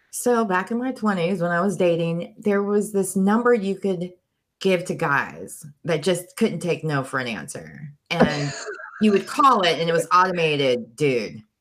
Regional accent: Turkey; also born or lived in Germany; now in United States; I grew up in Europe, huh? Oh. Turkey, and Germany. And when I first moved to America, they put me in ESL because my accent was so strong.

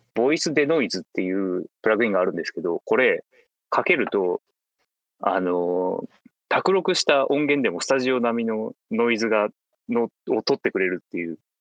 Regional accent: Fukuoka, Japan; 地元の福岡で

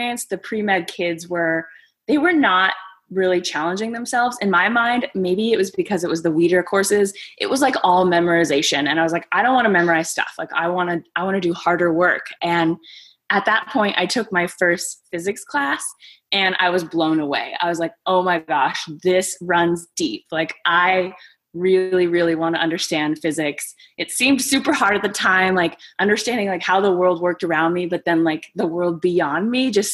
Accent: San Diego, California, United States; also born or lived in Greece; I grew up in San Diego

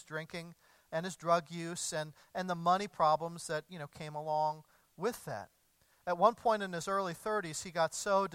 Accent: Evansville, Indiana, United States; moved away; my hometown of Evansville, Indiana

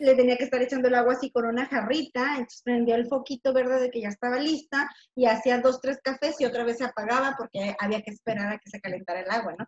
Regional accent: Tijuana, Baja California, Mexico; yo nací aquí en Tijuana

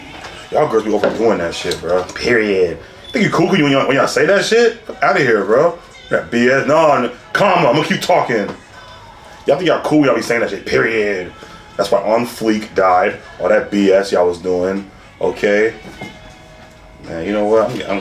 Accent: the South, United States; Like, this is what I grew up around. Like, I'm from the South.

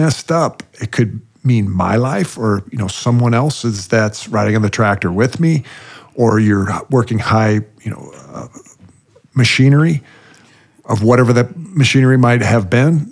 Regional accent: Iowa, United States; moved away as an adult; now in Dallas, United States; I grew up on a farm. I grew up on a family farm that it's been in our family for 140 plus years.

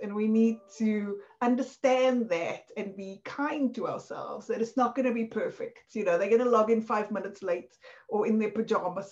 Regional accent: South Africa; accent: South African; moved away; This was in South Africa, obviously, from my accent

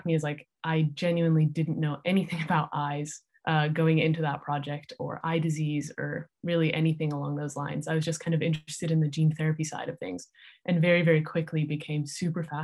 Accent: Salt Lake City, Utah, United States; moved away; also born or lived in San Francisco Bay Area, California / Davis, California; So I grew up in Salt Lake City, Utah, and kind of near San Francisco, California

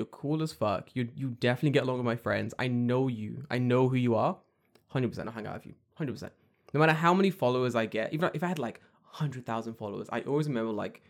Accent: London, United Kingdom; I'm from London.

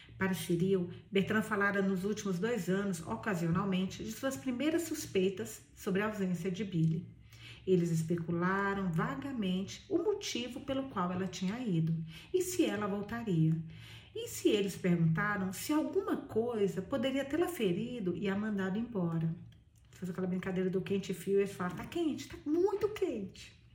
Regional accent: near Bahia, Minas Gerais, Brazil; eu sou baiana. Baiana não, sou de Minas, perto da Bahia

